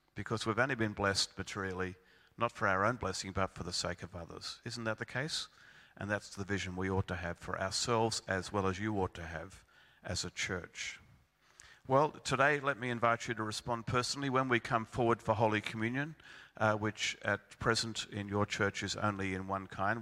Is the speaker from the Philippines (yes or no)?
no; Melbourne, Victoria, Australia; I come from Melbourne